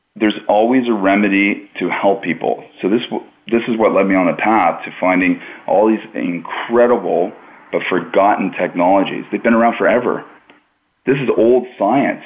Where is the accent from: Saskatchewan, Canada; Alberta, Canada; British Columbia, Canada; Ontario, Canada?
Ontario, Canada; Pickering; where I was growing up in Pickering, Ontario, Canada